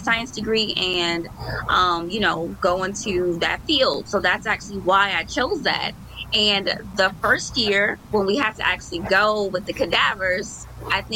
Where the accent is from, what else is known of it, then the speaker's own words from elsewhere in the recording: Chicago, Illinois, United States; I like living close to my mom, but I don't live like in that area anymore. I'm still like 20 minutes away, but I'm on the south side of Chicago